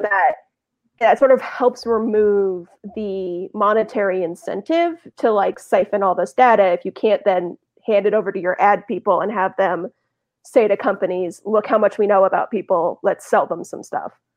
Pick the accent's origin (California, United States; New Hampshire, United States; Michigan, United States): California, United States; Los Angeles; also born or lived in New York; now in Bay Area, United States; I'm from Los Angeles